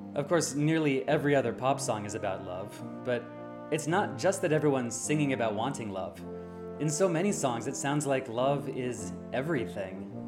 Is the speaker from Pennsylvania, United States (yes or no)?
no; Loveland, Colorado, United States; I grew up in Loveland, Colorado